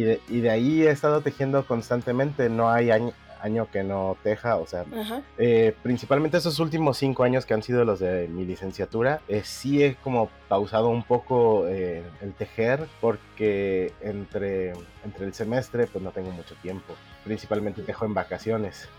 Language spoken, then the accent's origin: Spanish; Mexico City, Mexico; moved away as an adult; now in Culiacán, Mexico; yo nací en la Ciudad de México, actualmente tengo 34 años